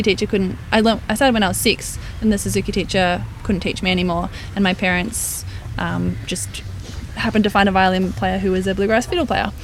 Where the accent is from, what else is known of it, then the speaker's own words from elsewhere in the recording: Central Coast, New South Wales, Australia; the place where we grew up on the Central Coast